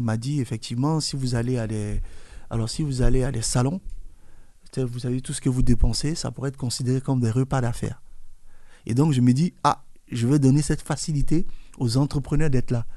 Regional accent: Côte d’Ivoire; je suis né en Côte d'Ivoire, j'ai grandi en Côte d'Ivoire

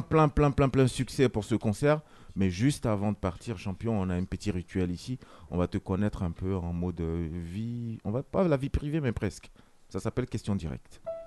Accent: France; en tant que français

